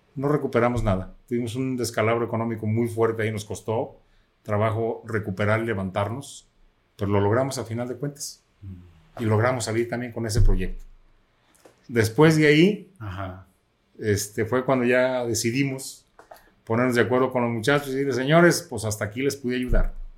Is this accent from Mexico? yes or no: yes; Quitupan, Jalisco, Mexico; el lugar donde yo nací, que es el municipio de Quitupan, Jalisco